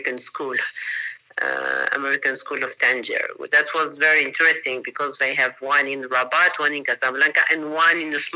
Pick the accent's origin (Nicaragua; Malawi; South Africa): Nicaragua; Managua; English is a second language; moved away as an adult; also born or lived in Peru / New York / Vienna / New Jersey; now in Costa Rica; I come from Nicaragua. This is a small city, Managua, small population